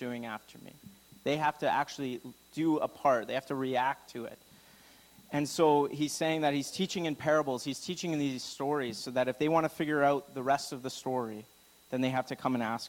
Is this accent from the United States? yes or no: no; Alberta, Canada; I'm from Alberta